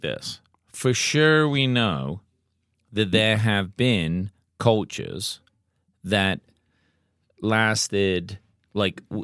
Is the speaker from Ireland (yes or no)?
no; England, United Kingdom; now in United States; We grew up in England